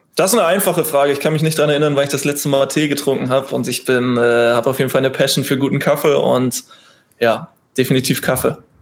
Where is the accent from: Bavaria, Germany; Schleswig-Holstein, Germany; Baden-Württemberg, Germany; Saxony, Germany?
Schleswig-Holstein, Germany; Bredstedt; also born or lived in Husum / Flensburg; now in Kiel, Germany; Nordsee, weil es meine Heimat ist. Ich komme aus Bredstedt, bin in Husum geboren